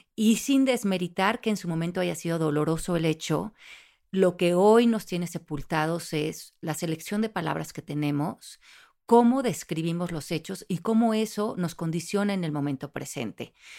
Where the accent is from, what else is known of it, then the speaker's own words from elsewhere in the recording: Mexico; now in United States; como soy latina no puedo, como soy mexicana no puedo